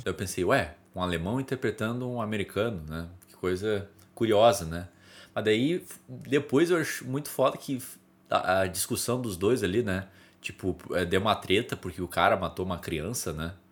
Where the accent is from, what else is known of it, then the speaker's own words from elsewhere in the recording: Brazil; Eu sou brasileiro